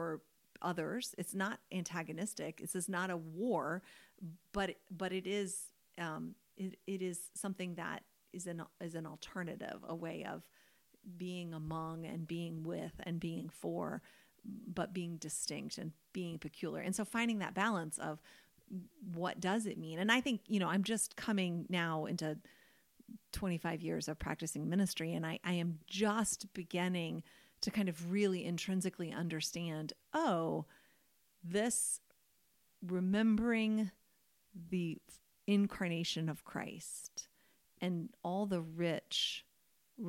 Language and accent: English; United States; we are American.